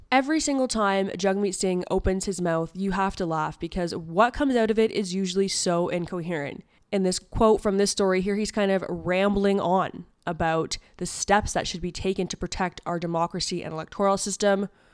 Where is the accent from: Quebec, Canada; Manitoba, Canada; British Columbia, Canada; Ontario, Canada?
Ontario, Canada; I am from Ontario.